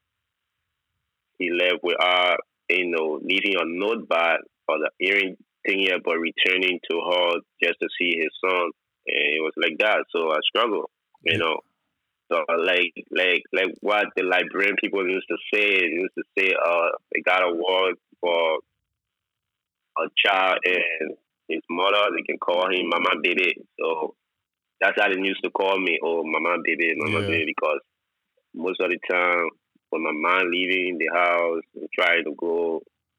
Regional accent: Monrovia, Liberia; moved away as an adult; also born or lived in Indonesia; I was born in Liberia

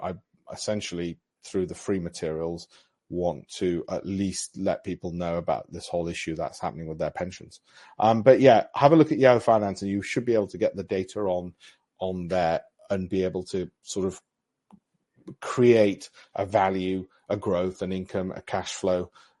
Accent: Armley, Yorkshire and the Humber, United Kingdom; I grew up in Armley with no silver spoon, but I don't want those other people who can't afford all this to be left out.

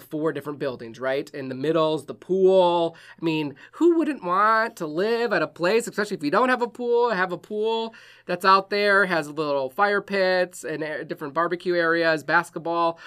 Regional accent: Wisconsin, United States; moved away; I'm from Wisconsin

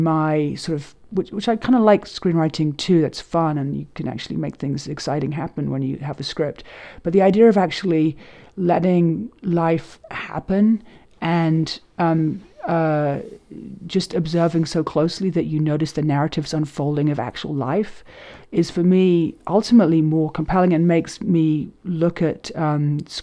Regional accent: London, United Kingdom; moved away as an adult; also born or lived in New York; Growing up in London

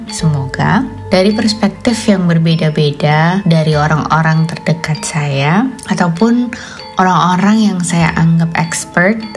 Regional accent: Banjarnegara, Central Java, Indonesia; born there; Aku lahir di Banjarnegara.

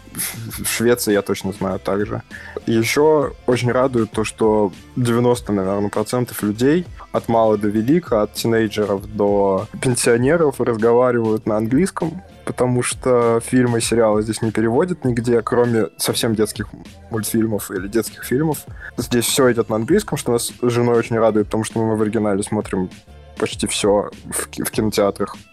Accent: Samara, Samara Oblast, Russia; moved away as an adult; now in Finland; Я родился и вырос в Самаре, отличный город на берегу Волги. Прожил там э, до 22 лет

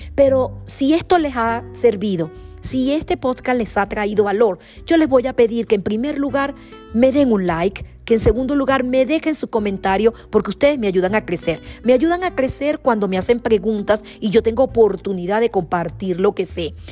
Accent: Venezuela; como venezolana

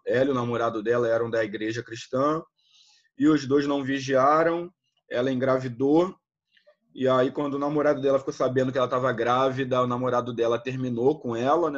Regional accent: Rio de Janeiro, Brazil; also born or lived in Volta Redonda; now in Macaé, Brazil; eu sou do Rio

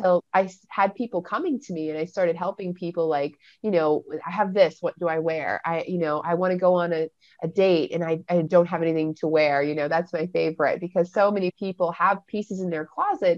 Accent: Florida, United States; also born or lived in London, England / Baltimore / California; I was originally born in London, England, and I moved to Florida in 1984 when I was three. So I'm 39 now

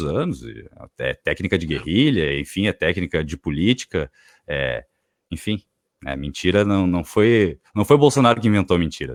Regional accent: Brazil; porque eu moro aqui, eu sou brasileiro

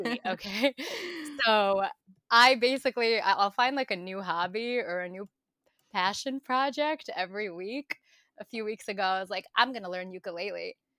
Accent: New York City, New York, United States; born and raised in New York

